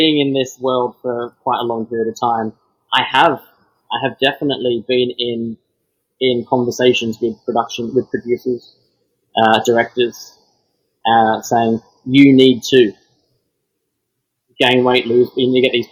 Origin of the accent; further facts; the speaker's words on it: Melbourne, Victoria, Australia; moved away as an adult; now in United Kingdom; Born and raised in Australia